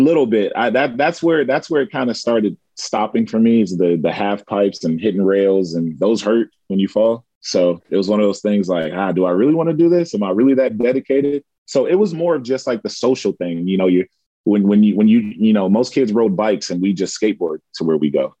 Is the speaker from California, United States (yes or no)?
yes; California, United States; now in Japan; growing up in California